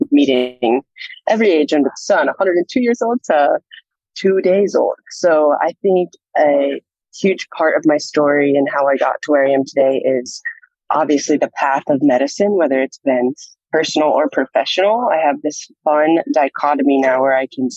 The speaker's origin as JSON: {"language": "English", "town": "Columbus", "region": "Ohio", "country": "United States", "tie": "born or raised there", "moved": "as an adult", "lives_now": "Nashville, United States", "said": "I'm from Columbus, Ohio, born and raised"}